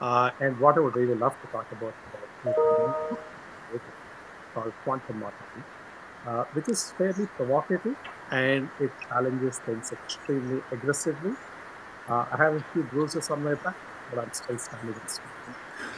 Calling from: Cincinnati, Ohio, United States; I'm calling from Cincinnati in Ohio, where I'm happily staying at home for the last 1 year.

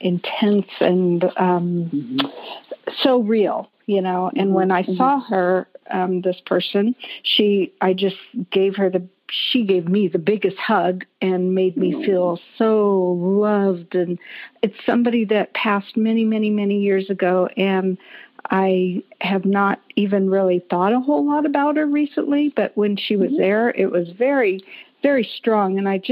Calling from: Reno, Nevada, United States; From Reno, Nevada.

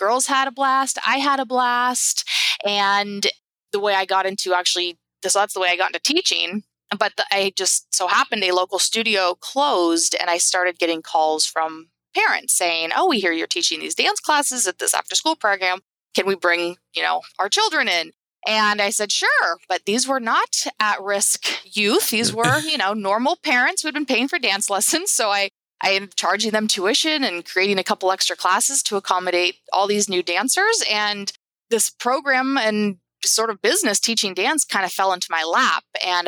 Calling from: Napa, California, United States; I am Napa, California.

